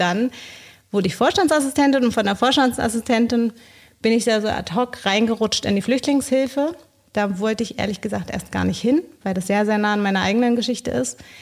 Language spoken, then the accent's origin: German; Bolivia; moved away as an adult; now in Berlin, Germany; Ich komme ursprünglich aus Bolivien.